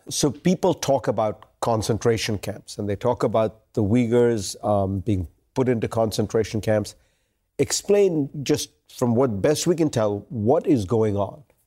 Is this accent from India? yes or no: yes; India; moved away; My country of origin is the world's largest democracy